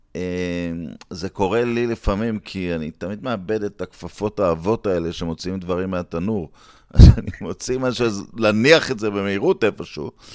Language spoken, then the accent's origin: Hebrew; Netanya, Central District, Israel; בילדותי, ברחוב שער הגיא ונתניה